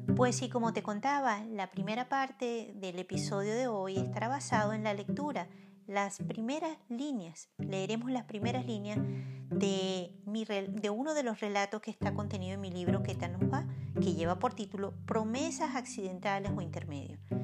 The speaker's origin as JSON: {"language": "Spanish", "country": "Venezuela", "moved": "yes", "said": "aun cuando ahora yo estoy lejos de mi tierra"}